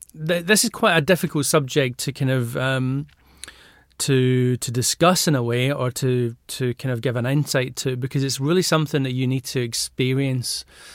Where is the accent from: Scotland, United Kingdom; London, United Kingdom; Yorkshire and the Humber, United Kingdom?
Scotland, United Kingdom; Glasgow; I was brought up in Glasgow and mum and dad were hairdressers